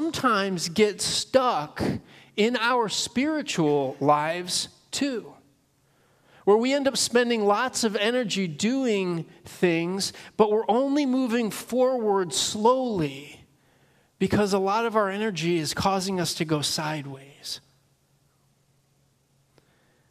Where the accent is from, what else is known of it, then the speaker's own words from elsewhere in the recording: Northern Illinois, United States; now in Pennsylvania, United States; I was born and raised in Northern Illinois